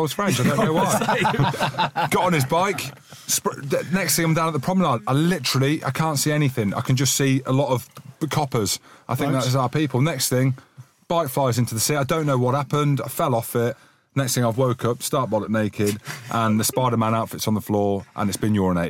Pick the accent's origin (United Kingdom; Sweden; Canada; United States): United Kingdom; We're British.